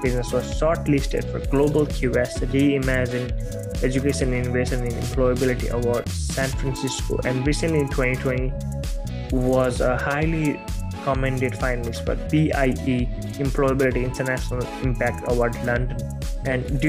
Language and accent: English; Nepal; moved away as an adult; now in Melbourne, Australia; I'm from Nepal. I'm currently an international student at Melbourne